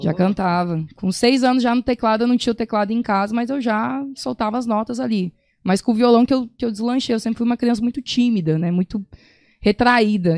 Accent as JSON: {"language": "Portuguese", "town": "Sorriso", "region": "Mato Grosso", "country": "Brazil", "moved": "yes", "said": "minha família lá do Sorriso, né, que é de onde eu vim"}